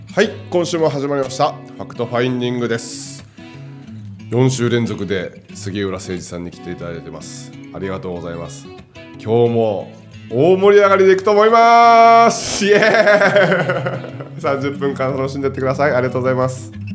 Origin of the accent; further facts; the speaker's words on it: Nagaoka, Niigata, Japan; 地元の新潟長岡